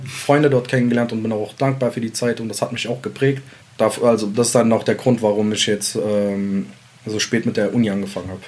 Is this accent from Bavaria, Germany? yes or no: no; Mainz, Rhineland-Palatinate, Germany; also born or lived in Sulaymaniyah, Iraq; ich bin da hier auf den Straßen groß geworden mit den Jungs, alle alles Ausländer um mich herum.